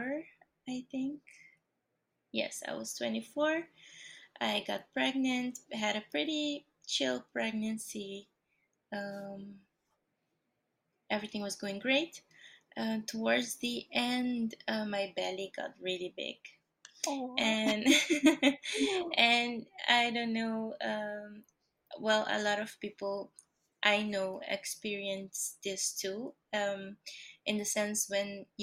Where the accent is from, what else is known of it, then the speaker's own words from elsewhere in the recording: Aruba; moved away as an adult; also born or lived in Brazil; now in Netherlands; I was born in Brazil, raised in Aruba in the Caribbean, and I've lived for the past 9 years in the Netherlands in Europe